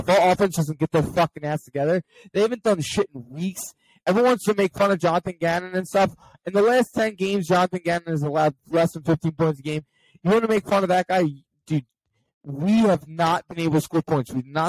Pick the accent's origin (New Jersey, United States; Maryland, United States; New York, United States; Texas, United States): New Jersey, United States; I'm from New Jersey.